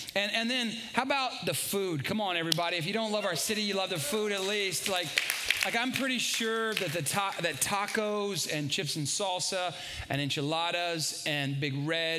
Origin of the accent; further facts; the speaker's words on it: San Antonio, Texas, United States; moved away as an adult; I love this city. I was born and raised here. This is my hometown.